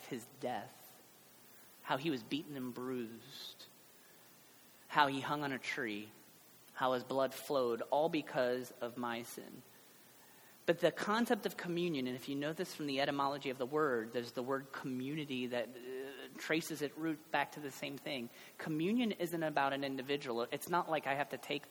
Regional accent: Cincinnati, Ohio, United States; I guess I'm from Ohio, but really I'm from Cincinnati

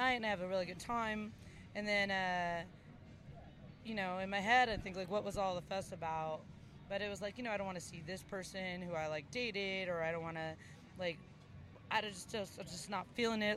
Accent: Los Angeles, California, United States; moved away as an adult; also born or lived in Lexington, Kentucky; I was born in East

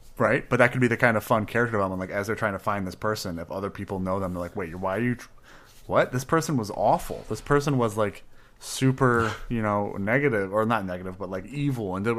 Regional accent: Midwest, United States; We're from the Midwest. If we don't mumble, we're not really from there

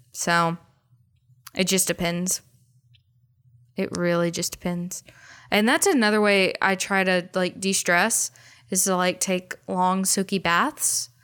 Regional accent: United States; I grew up in America.

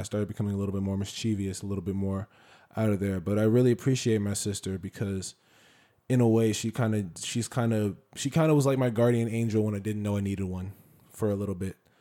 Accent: Silver Spring, Maryland, United States; I was born in Silver Spring, Maryland. Uh, I'm from the D M V. I will always be from the D M V. Um, that's all, that's my home

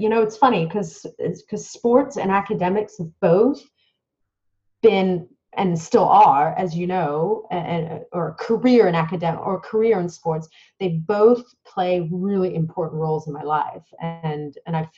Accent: Dubai, United Arab Emirates; I was born in Dubai in the United Arab Emirates.

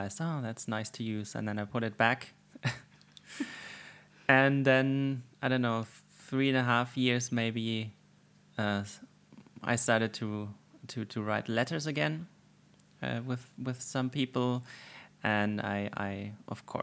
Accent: Germany; As I grew up in Germany, of course, I used fountain pens in school

